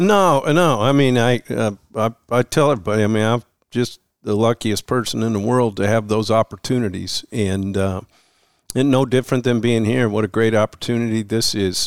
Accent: Missoula, Montana, United States; moved away as an adult; growing up in Missoula

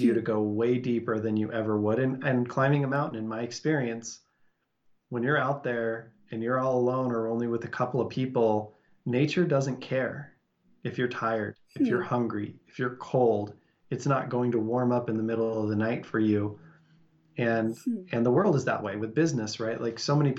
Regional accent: Salt Lake City, Utah, United States; I grew up and live in Salt Lake City, and we live right next to big, beautiful mountains

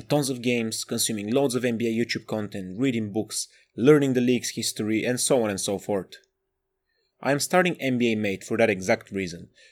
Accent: Bulgaria; moved away as an adult; now in Sheffield, United Kingdom; I'm from Bulgaria, but I live in the north of England, shout out Sheffield and South Yorkshire

